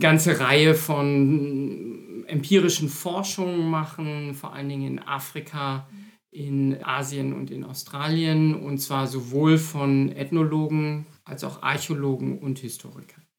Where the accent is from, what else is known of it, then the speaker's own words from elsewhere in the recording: Münster, North Rhine-Westphalia, Germany; moved away as an adult; also born or lived in Berlin / Heidelberg / Tübingen; now in Frankfurt, Germany; Ich komme aus Münster, nur eine Autostunde entfernt hier von Bochum und habe dort auch angefangen zu studieren